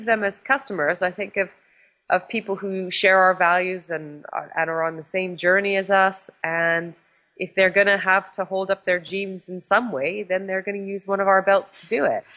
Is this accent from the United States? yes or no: no; Canada; moved away; my life growing up in Canada